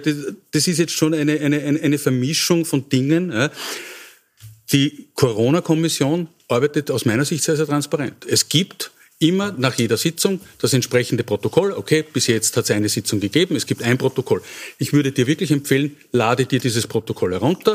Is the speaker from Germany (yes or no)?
no; Wels, Upper Austria, Austria; meine Heimatstadt, warum ist Wels eben nicht